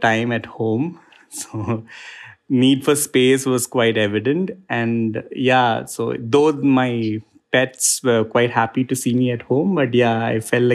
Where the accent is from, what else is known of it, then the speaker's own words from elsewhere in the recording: Kerala, India; now in Bangalore, India; I'm originally from Kerala in India.